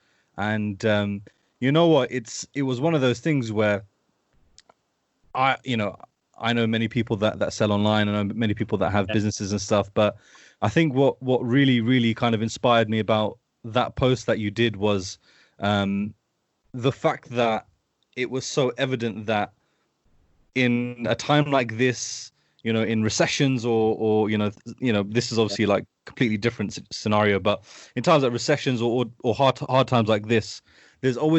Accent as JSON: {"language": "English", "country": "United Kingdom", "tie": "born or raised there", "said": "I've been raised down here close to London my whole life"}